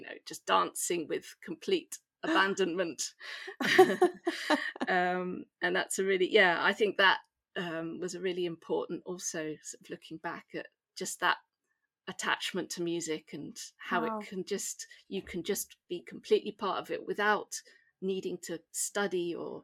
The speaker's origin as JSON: {"language": "English", "area": "Suffolk", "region": "East of England", "country": "United Kingdom", "tie": "born or raised there", "also_born_or_lived": "York / London / Limerick / Prague", "accent": "home counties English", "moved": "as an adult", "lives_now": "Nice, France", "said": "I'm originally from Suffolk in England"}